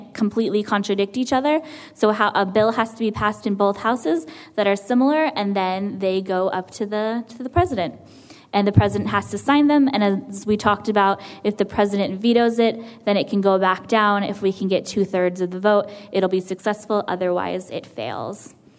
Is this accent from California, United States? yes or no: yes; California, United States; I'm from California originally, so we have the legislature that meets up in Sacramento.